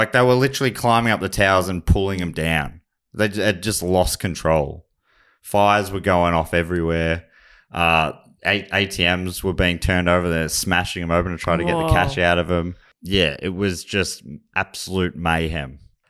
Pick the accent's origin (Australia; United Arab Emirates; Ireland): Australia; Charlton, Victoria; also born or lived in Kyneton; Well, I picked up a lot of this accent in Charlton, actually, where I moved from Kyneton. They're the formative years. Start of primary school.